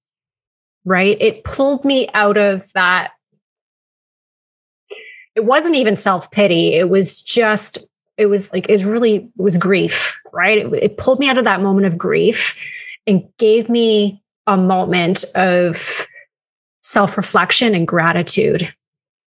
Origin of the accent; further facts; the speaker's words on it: Canada; I'm Canadian.